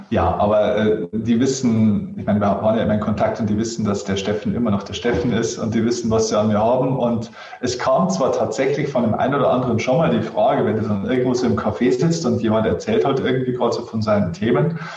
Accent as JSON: {"language": "German", "region": "Bavaria", "country": "Germany", "said": "Ja, freilich, ich bin sogar aus Niederbayern."}